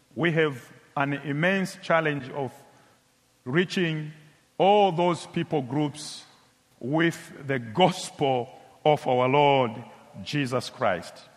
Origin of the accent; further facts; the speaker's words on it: Tanzania; my country, Tanzania